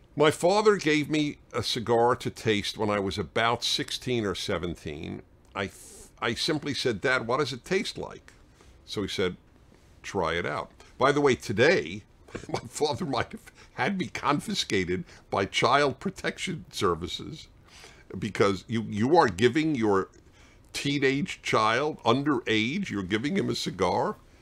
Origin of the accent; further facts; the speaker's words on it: New York City, New York, United States; I grew up in Brooklyn, New York